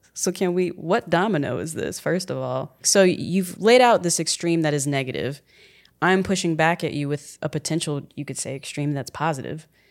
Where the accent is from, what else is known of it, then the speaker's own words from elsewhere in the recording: San Antonio, Texas, United States; moved away; I'm from San Antonio